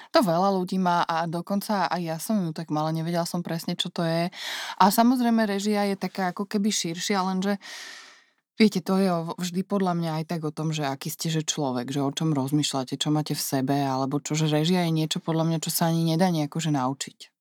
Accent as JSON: {"language": "Slovak", "country": "Slovakia", "also_born_or_lived": "New York, United States", "said": "som prišla naspäť na Slovensko"}